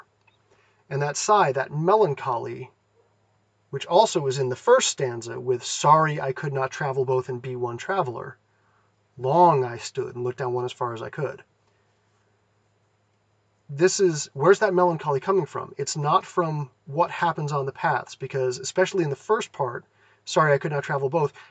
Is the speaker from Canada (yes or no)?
no; Massachusetts, United States; moved away as an adult; also born or lived in California; I grew up in Massachusetts. I moved to California for college